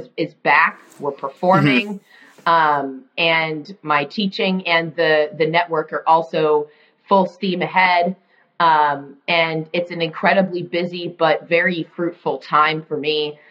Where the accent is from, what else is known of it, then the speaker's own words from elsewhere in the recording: Arizona, United States; Tucson Symphony Orchestra in Arizona, back in my home state